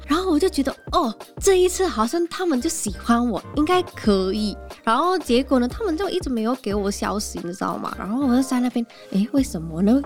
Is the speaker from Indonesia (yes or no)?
yes; Jakarta, Indonesia; Chinese is a second language; moved away as an adult; also born or lived in Kaohsiung, Taiwan; now in Taipei, Taiwan; 我是从雅加达啊，雅加达是像台北这么热闹